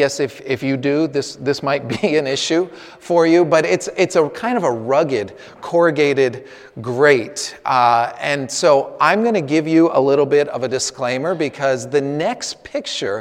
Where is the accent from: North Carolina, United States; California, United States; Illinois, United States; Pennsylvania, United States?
California, United States; Northern; moved away; I come from Northern California. My parents are living about an hour and a half south of San Francisco in the Santa Cruz Mountains